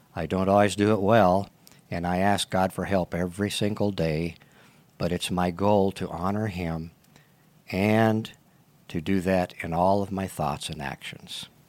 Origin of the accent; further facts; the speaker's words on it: Tucson, Arizona, United States; also born or lived in California; So we moved to Tucson back with my grandparents